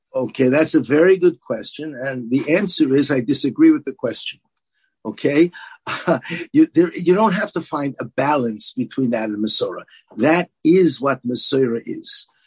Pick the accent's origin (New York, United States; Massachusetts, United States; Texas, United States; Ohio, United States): New York, United States; New York City; also born or lived in Israel; I grew up in Brooklyn.